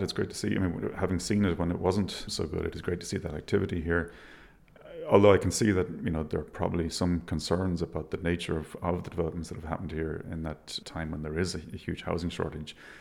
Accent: Galway, Connacht, Ireland; now in Dublin, Ireland; I grew up in Galway in a, a, village called Menlo

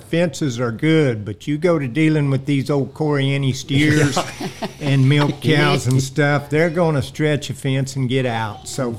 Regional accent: Skiatook, Oklahoma, United States; Right here in Skytook all my life. My granddad started this ranch, I think, over 80 years ago. And we've been raised right here the whole time.

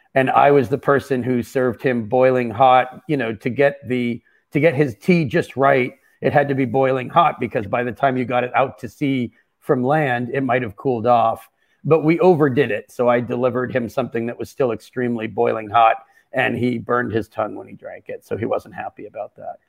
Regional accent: Boston, Massachusetts, United States; moved away as an adult; also born or lived in Berkeley, California / Seattle / Brooklyn, New York; I'm originally from the Boston area, and that's where I currently reside

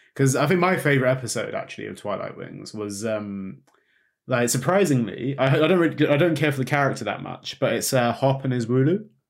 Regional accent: United Kingdom; we're British

